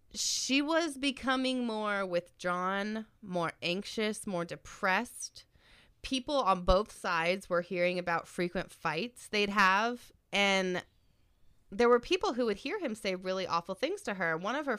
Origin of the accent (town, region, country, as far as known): United States